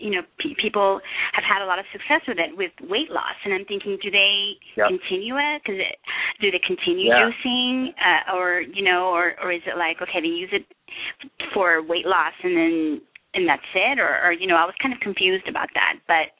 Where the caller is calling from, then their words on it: El Paso, Texas, United States; I'm calling from El Paso, Texas.